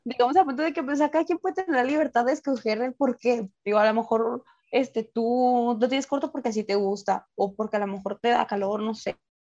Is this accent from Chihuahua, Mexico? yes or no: yes; Ciudad Juárez, Chihuahua, Mexico; tengo pues muchos compañeros que pues no son de aquí